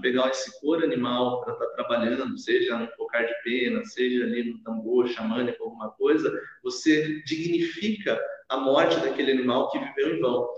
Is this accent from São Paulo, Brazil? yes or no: yes; Sorocaba, São Paulo, Brazil; also born or lived in Curitiba; Eu sou residente daqui desde os meus seis anos de idade